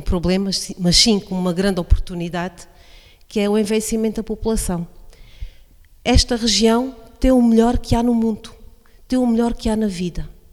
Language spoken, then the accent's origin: Portuguese; Alto Alentejo, Portugal; now in Beja district, Portugal; sou uma verdadeira alentejana, porque nasci no Alto Alentejo e escolhi fazer vida, constituir família no Baixo Alentejo